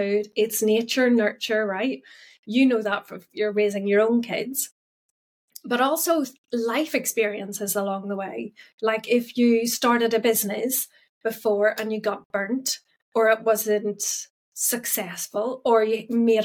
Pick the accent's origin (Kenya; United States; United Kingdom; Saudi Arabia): United Kingdom; Northern Ireland; I'm actually Northern Irish.